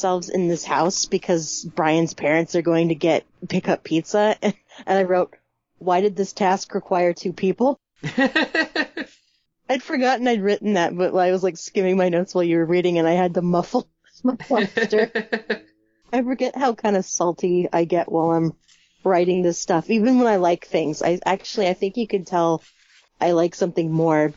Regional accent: United States; I'm American. We say things differently here

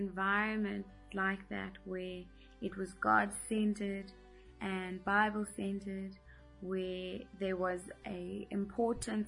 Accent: Midrand, Gauteng, South Africa; also born or lived in Johannesburg; I was born in Johannesburg and lived and was raised in Midrand for all of my life

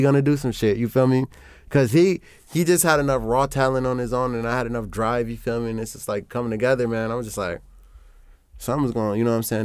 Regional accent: Chicago, Illinois, United States; also born or lived in Omaha; I'm from Chicago

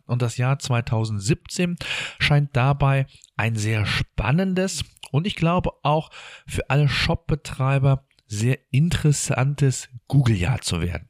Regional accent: Germany; bei uns in Deutschland

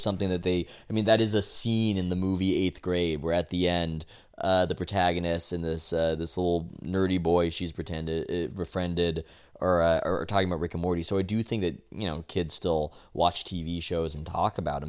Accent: San Diego, California, United States; I tell him that I'm from San Diego. He asks where. I, uh, I tell him La Jolla because that's where we're from.

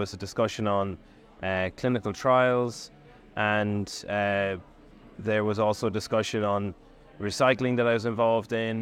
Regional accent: Australia; I'm from Australia.

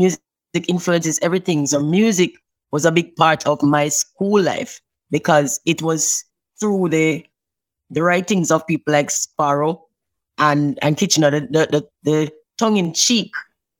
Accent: Richmond, Saint Mary, Jamaica; I grew up in St. Mary, in a little town called Richmond.

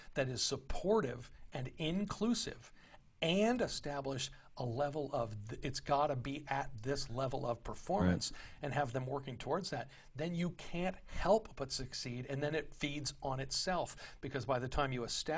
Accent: Texas, United States; moved away; I grew up in Texas

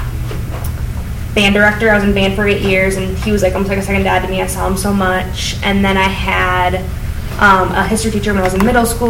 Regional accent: Grand Rapids, Michigan, United States; also born or lived in Ann Arbor; now in Belleville, United States; I grew up in Grand Rapids

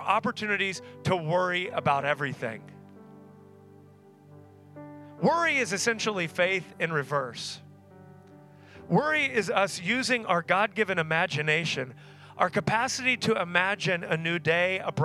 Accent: Tulsa, Oklahoma, United States; I grew up in Tulsa, met my wife at Oral Roberts University, which is there in Tulsa

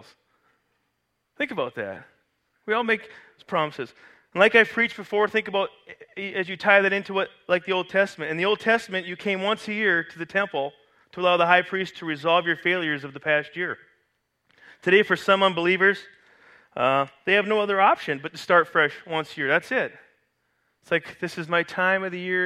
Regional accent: Canada; moved away; I grew up in Canada, which is a Commonwealth country

